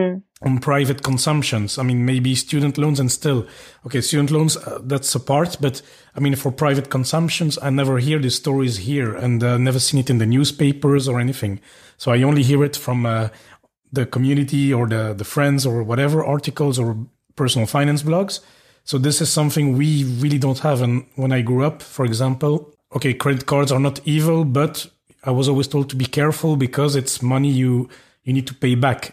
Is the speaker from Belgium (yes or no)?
yes; Belgium; now in Luxembourg; at least I'm from Belgium, I live in Luxembourg